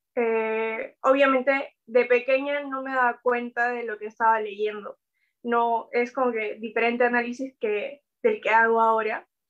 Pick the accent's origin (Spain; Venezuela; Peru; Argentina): Peru; nuestra historia como peruanos